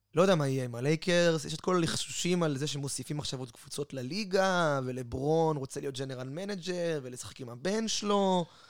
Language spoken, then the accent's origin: Hebrew; Israel; אנחנו בתור ישראלים